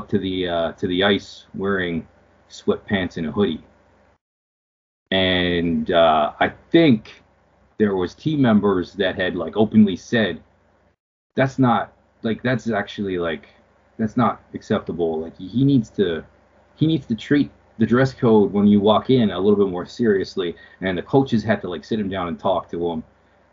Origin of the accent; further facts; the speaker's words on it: Canada; as a Canadian